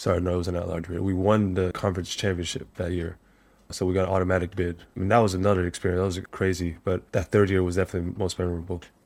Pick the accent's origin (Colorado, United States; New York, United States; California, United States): California, United States; Monterey Park; moved away as an adult; now in Hanoi, Vietnam; I grew up in Southern California, a small little city outside east of Los Angeles called Monterey Park